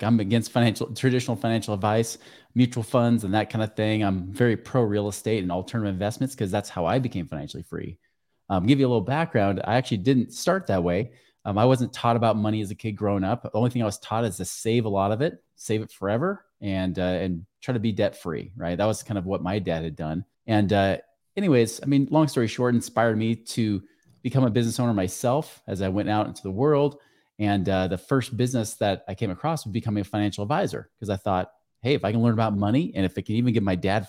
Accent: New York, United States; I wear suits and ties all the time because I'm from New York, right?

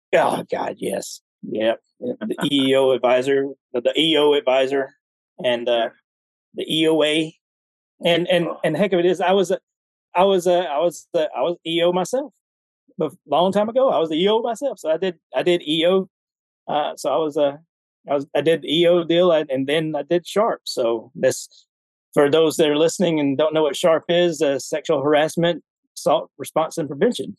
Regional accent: Alabama, United States; moved away as an adult; I grew up in Alabama

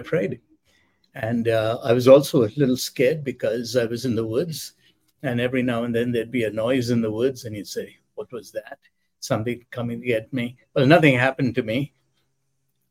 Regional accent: India; moved away; I grew up in India

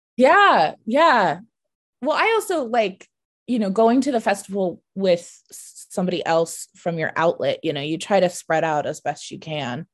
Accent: United States; when I say hometown, I mean, like, a suburb of D C

